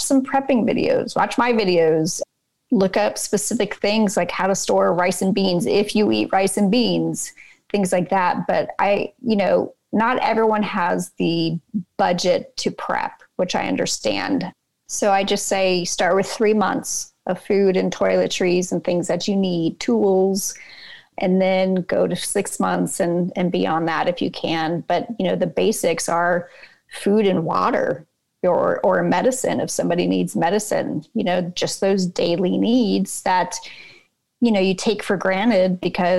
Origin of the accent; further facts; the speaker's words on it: California, United States; I grew up in California under the threat of a big earthquake all the time